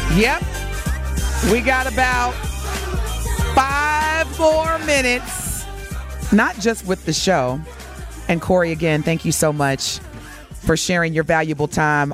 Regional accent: Evansville, Indiana, United States; moved away; growing up in Evansville, Indiana

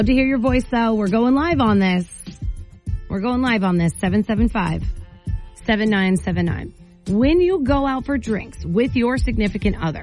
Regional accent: Maine, United States; We're Mainers

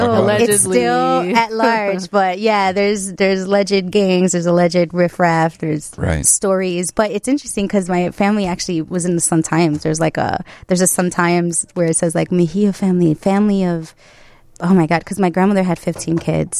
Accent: Chicago, Illinois, United States; I am from Chicago, born and raised.

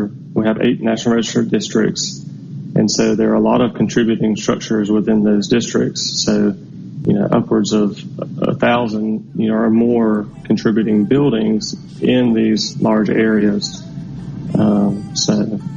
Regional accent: Georgia, United States; moved away as an adult; now in Natchez, United States; I'm from Georgia

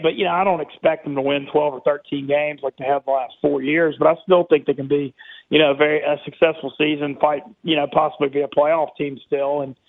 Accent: Monroe, Louisiana, United States; moved away as an adult; also born or lived in Oxford, Mississippi / New Orleans / Shreveport / Baton Rouge; now in New York, United States; So I grew up in Monroe, North Louisiana. I grew up in Monroe.

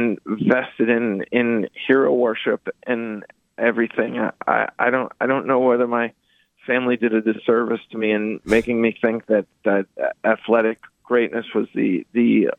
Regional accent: Peabody, Massachusetts, United States; Oh, in Peabody, I mean, there were three basketball courts in South Peabody at James Street and at Emerson Park.

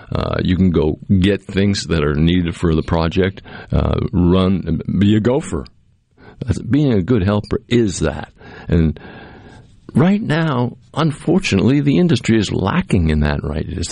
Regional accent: Cape Cod, Massachusetts, United States; now in Mississippi, United States; when I was growing up on Cape Cod

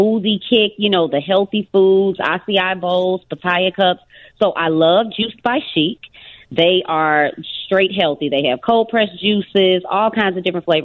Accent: Memphis, Tennessee, United States; now in Chicago, United States; I'm originally from Memphis, Tennessee, so that's the home of barbecue

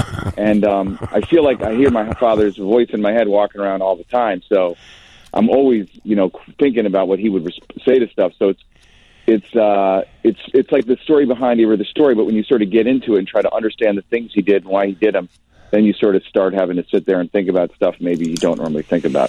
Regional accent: Glencoe, Illinois, United States; I grew up in Glencoe. I went to New Trier.

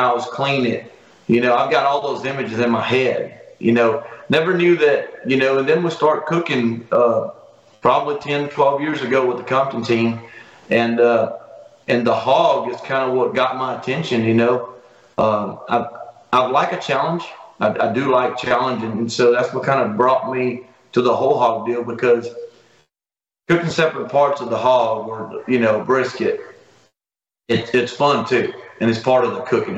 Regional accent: Brazil; moved away as an adult; also born or lived in Italy (ancestry); now in United States; I'm a Brazilian-born kid. You know, I was born in Brazil

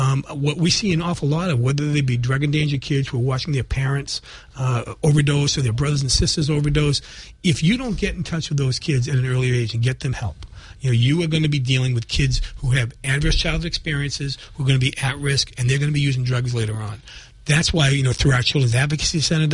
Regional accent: Brockton, Massachusetts, United States; I am a lawyer from Brockton

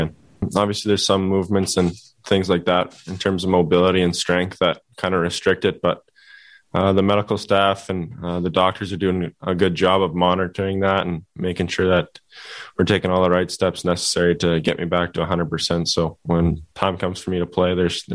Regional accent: Canada; as a Canadian kid, you grew up dreaming about playing for that team

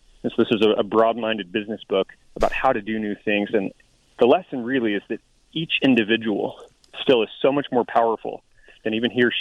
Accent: Tucson, Arizona, United States; also born or lived in Colorado; I grew up here in Tucson and in the foothills

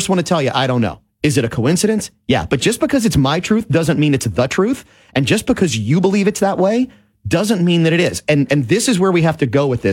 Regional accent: New Orleans, Louisiana, United States; I was a young child growing up in New Orleans, 1978, 79, 7-8 years old

